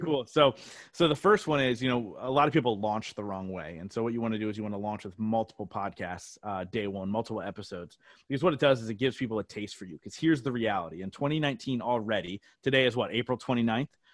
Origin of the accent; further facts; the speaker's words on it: New Jersey, United States; moved away as an adult; now in Reading, United States; I grew up in South Jersey